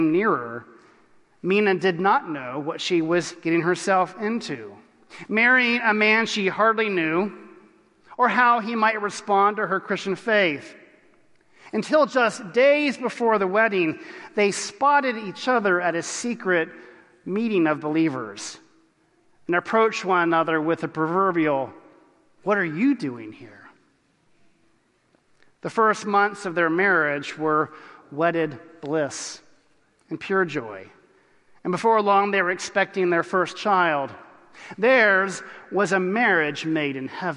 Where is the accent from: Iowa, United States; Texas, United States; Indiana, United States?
Texas, United States; I was from Texas